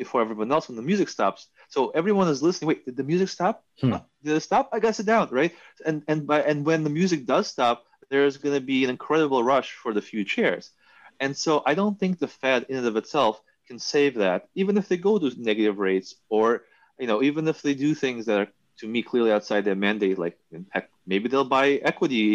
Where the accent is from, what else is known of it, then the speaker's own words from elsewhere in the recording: New York, United States; also born or lived in Soviet Union; I was growing up in New York